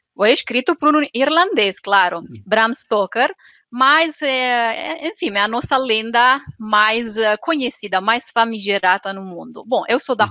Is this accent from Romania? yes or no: yes; Transylvania, Romania; Portuguese is a second language; moved away as an adult; now in Italy; eu sou da Romênia da Transilvânia